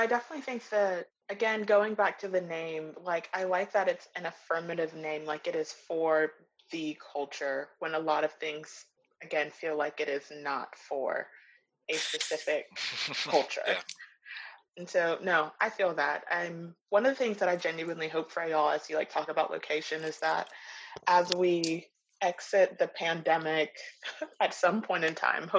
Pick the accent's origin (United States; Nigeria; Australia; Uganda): Nigeria; as a Black person, as a Nigerian person, it's nice to know when things are inclusive of you.